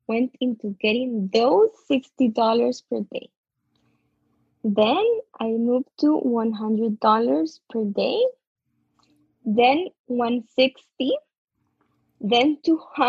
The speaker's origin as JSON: {"language": "English", "country": "Costa Rica", "said": "I'm from Costa Rica"}